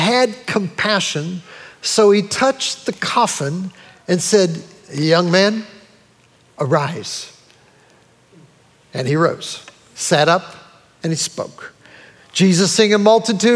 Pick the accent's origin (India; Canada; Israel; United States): United States; also born or lived in Brunswick; me as an American